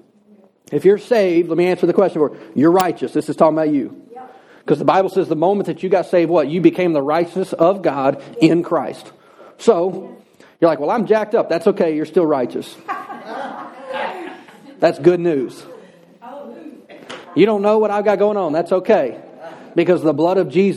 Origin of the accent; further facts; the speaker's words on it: United States; I'm an American